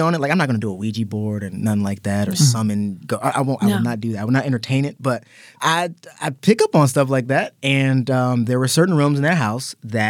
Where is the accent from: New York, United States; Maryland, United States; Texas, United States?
Maryland, United States; Growing up in Maryland, everything's kind of creepy because everything's in the woods.